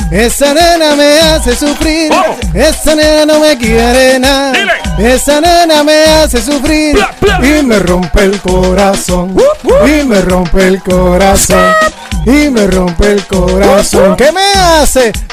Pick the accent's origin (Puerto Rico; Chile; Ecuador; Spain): Puerto Rico; obviamente, todos somos boricuas